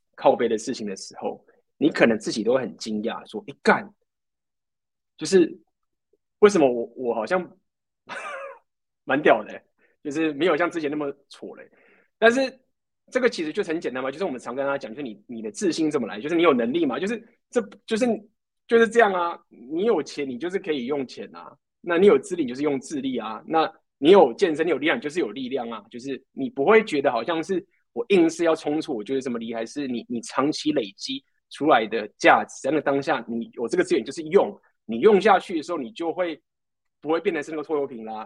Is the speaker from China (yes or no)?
no; Taiwan; moved away as an adult; also born or lived in Ukraine; 那台湾人，我就是台湾人